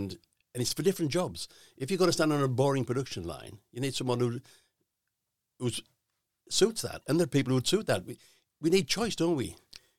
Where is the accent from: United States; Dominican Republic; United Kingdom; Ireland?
United Kingdom; North East England; I'm from the Northeast